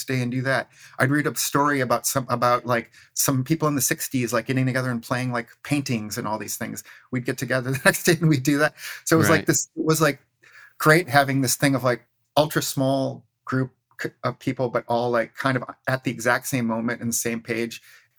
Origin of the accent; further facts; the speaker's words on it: Waukesha, Wisconsin, United States; moved away as an adult; also born or lived in Minneapolis; I grew up in Waukesha, Wisconsin